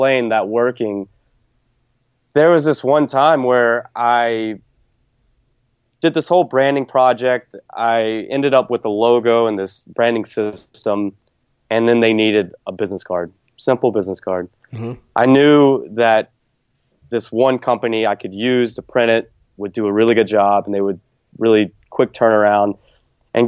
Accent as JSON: {"language": "English", "region": "the South", "country": "United States", "tie": "born or raised there", "said": "growing up in the South"}